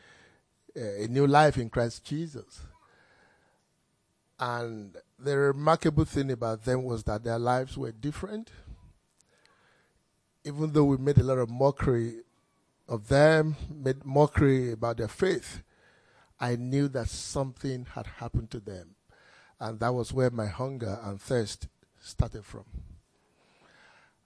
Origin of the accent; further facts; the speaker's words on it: Nigeria; I grew up in Nigeria.